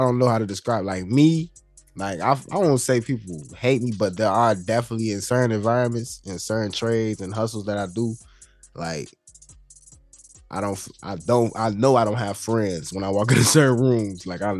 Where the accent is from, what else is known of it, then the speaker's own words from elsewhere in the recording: Ghana; being Ghanaian, being half and half, I don't have no type of discredit or dislikeness toward any of my people because I'm both.